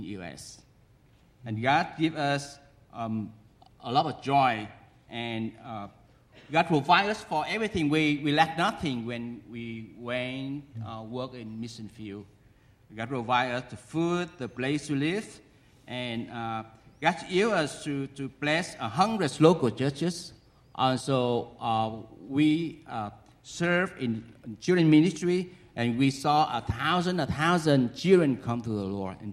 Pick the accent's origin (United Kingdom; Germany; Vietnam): Vietnam; moved away; also born or lived in United States; I went back to my home country, it's Vietnam